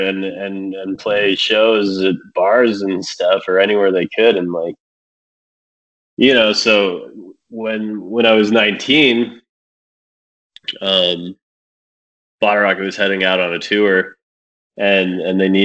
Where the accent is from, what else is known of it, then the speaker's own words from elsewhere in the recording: Laramie, Wyoming, United States; I grew up in Wyoming too. Yeah, man. You know, honestly, it's kind of fucking boring in Laramie, Wyoming